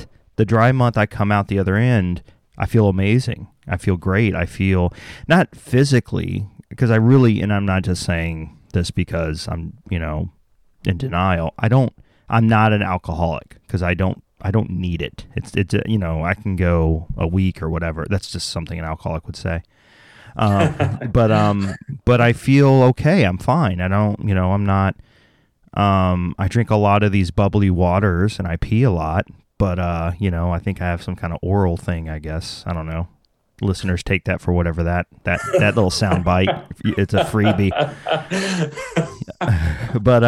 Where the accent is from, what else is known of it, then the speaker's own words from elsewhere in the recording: the South, United States; I'm from the South